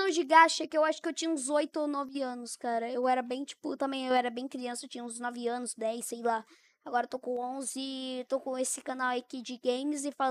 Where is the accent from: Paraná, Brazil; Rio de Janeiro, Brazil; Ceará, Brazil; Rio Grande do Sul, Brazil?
Paraná, Brazil; Tomazina; Nasci em Tomazina.